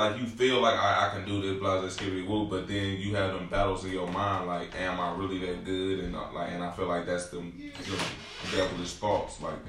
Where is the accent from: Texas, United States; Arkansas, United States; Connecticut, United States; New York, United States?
Arkansas, United States; Camden; accent: slang and twang; moved away; So I grew up in the South. So I'm. Shout out to Camden, Arkansas.